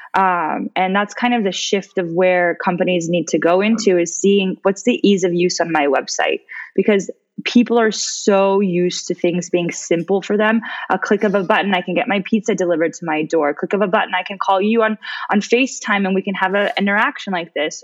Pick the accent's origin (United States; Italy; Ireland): United States; moved away as an adult; also born or lived in Switzerland / Dubai; as an American